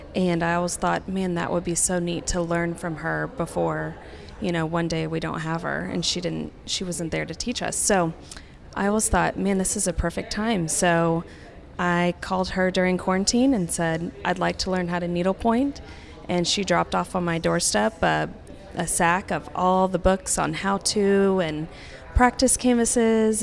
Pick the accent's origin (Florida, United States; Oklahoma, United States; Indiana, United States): Oklahoma, United States; Tulsa; moved away as an adult; I was from Tulsa